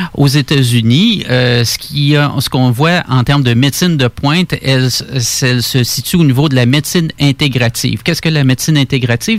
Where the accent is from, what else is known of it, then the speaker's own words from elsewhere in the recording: Quebec City, Quebec, Canada; je suis né euh, à Québec, grandi à Québec